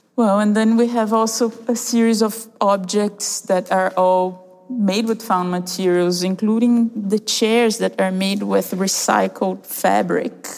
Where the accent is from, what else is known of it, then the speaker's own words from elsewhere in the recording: Brazil; moved away; we are a duo of artists originally from Brazil, and I'm half Canadian also